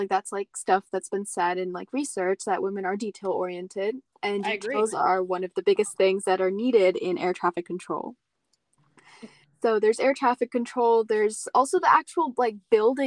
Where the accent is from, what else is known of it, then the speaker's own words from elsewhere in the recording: India; I'm brown, I'm from India